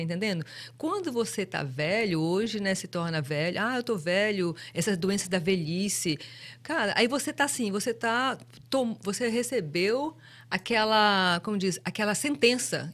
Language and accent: Portuguese; Brazil; moved away; a gente crescendo no Brasil